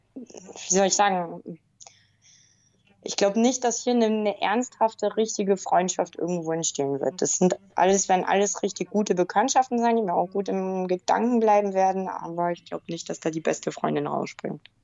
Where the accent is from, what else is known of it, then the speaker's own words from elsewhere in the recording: Bavaria, Germany; Ich bin ja auch aus dem Bayernland